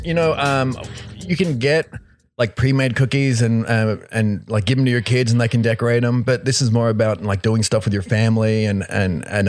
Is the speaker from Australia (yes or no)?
yes; Australia; accent: Australian; also born or lived in Scotland; I lived in Scotland until I was 7 and then moved to Australia with my family.